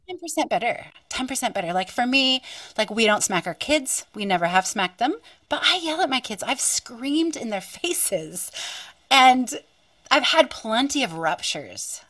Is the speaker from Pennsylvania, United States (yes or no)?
yes; western Pennsylvania, United States; now in Wollongong, Australia; I grew up on Turtle Island and in western Pennsylvania